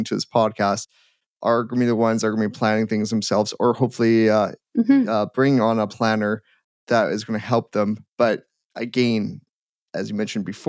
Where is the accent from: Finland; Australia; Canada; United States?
Canada; Edmonton, Alberta; I'm from Edmonton